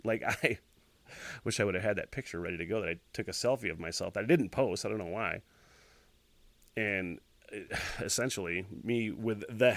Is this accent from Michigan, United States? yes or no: yes; Northern Michigan, United States; I'm from Northern Michigan